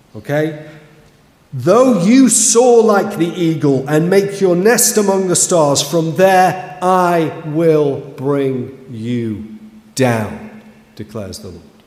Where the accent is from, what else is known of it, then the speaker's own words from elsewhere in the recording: Kidsgrove, West Midlands, United Kingdom; as a young person growing up in Kidsgrove, just down the road in the 80s